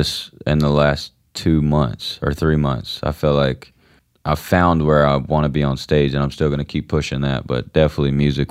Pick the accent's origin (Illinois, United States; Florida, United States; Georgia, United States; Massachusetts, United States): Georgia, United States; accent: country twang; I'm from Georgia